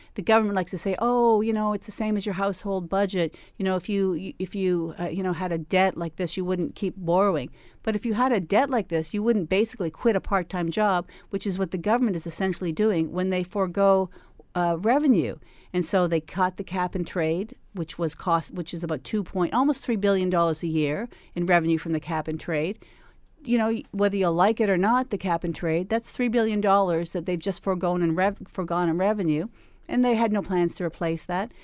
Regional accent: Hamilton, Ontario, Canada; we're from Hamilton, we work hard in Hamilton, we will always be from Hamilton

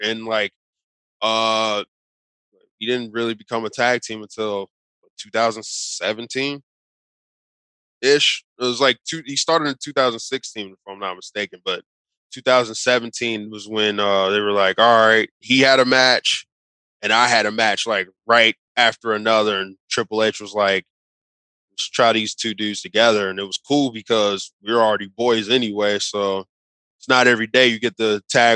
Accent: Cincinnati, Ohio, United States; I'm from Cincinnati

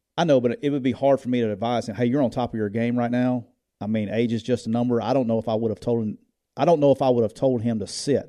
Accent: Louisiana, United States; we're from Louisiana

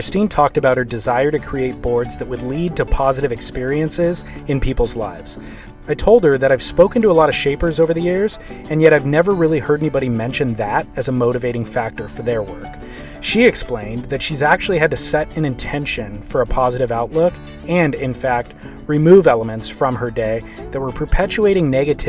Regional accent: California, United States; I grew up surfing in Orange County, California, and there were really just three main surf magazines in print at the time.

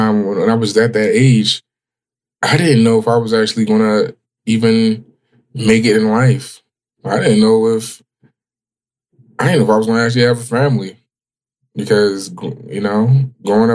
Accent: Baltimore, Maryland, United States; Growing up on West Baltimore

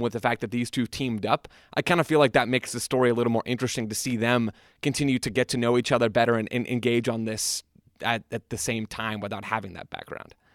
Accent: United States; as an American

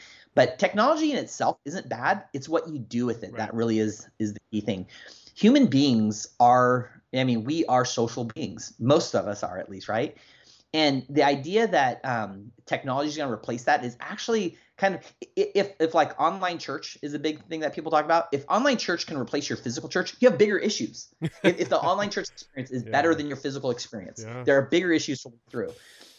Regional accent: Germany; I remember when I was a kid growing up in Germany, and it's funny because my dad was in the army. We were military brats.

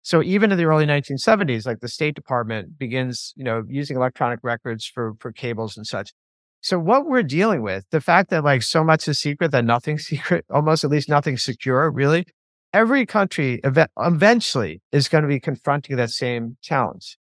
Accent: United States; you go in as an Irish American

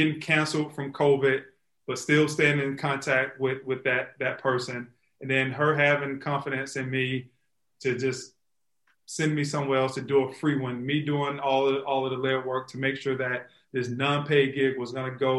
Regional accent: Florida, United States; moved away as an adult; also born or lived in Chicago; when I moved back to Florida, she lives here in my hometown.

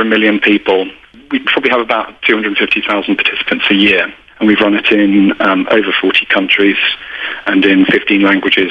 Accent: United Kingdom; accent: British; You can probably tell by my accent that I'm British

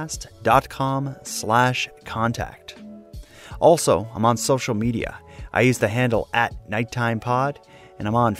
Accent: Cape Breton, Nova Scotia, Canada; growing up in Cape Breton in the 80s

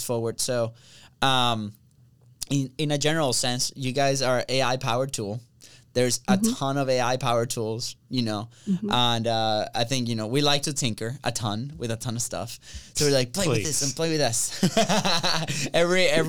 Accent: Venezuela; moved away; we came from Venezuela.

